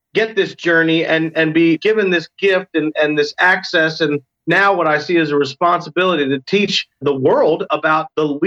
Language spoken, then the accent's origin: English; Rockville, Maryland, United States; I grew up in Rockville, Maryland, outside of Washington, D.C.